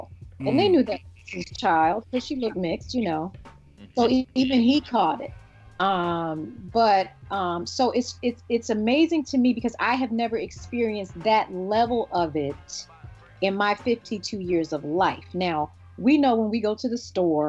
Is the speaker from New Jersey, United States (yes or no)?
yes; Newark, New Jersey, United States; I'm from Newark, New Jersey.